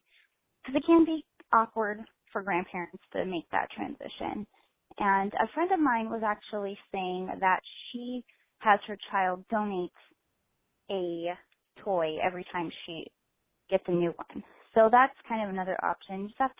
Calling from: Las Vegas, Nevada, United States; I'm calling from Las Vegas, Nevada.

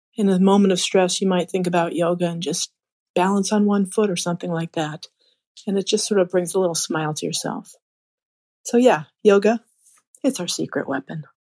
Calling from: Chicago, Illinois, United States; calling from Chicago.

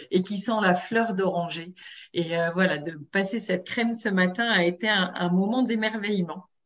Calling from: Vanves, Île-de-France, France; Donc moi je suis de Vanves dans le 92. Donc euh, ici pas de soleil, c'est pluie et gris ce matin.

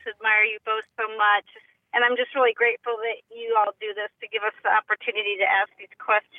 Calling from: Palm Harbor, Florida, United States; I'm calling from Palm Harbor, Florida.

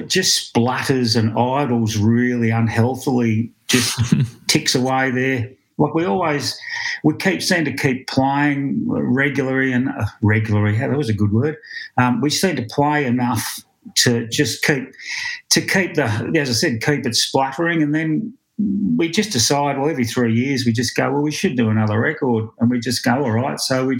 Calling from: Victoria, Australia; From the farm. I'm in the office at the farm, looking out the window, central Victoria.

